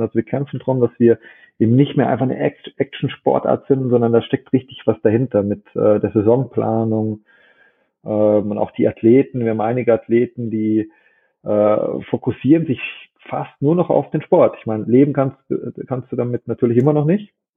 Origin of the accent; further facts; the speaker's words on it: Germany; bei uns in Deutschland